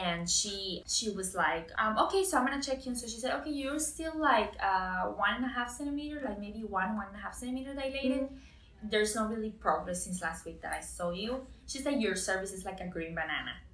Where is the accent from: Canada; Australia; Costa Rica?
Costa Rica; moved away as an adult; But I'm was born and raised in Costa Rica.